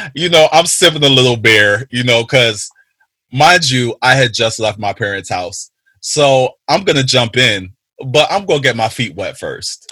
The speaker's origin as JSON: {"language": "English", "country": "Jamaica", "said": "I am a Jamaican"}